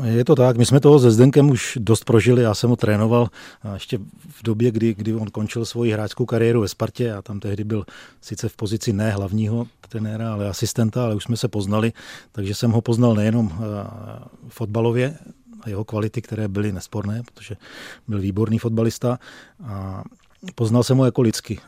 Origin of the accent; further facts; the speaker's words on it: Plasy, Plzeň Region, Czechia; já pocházím, eh, z Plzeňska, narodil jsem se v Plzni, ale vyrůstal jsem kousek, eh, v městečku vedle Plzně, v městečku Plasy